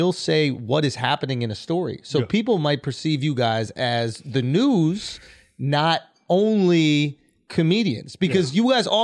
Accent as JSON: {"language": "English", "country": "United States", "said": "us Americans"}